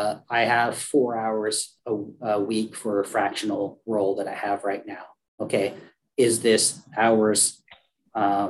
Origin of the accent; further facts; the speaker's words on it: Oregon, United States; we're from Oregon, so we love the outdoors